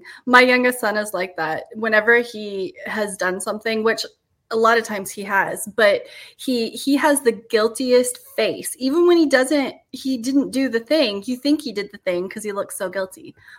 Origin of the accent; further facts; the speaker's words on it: Florida, United States; I'm from Florida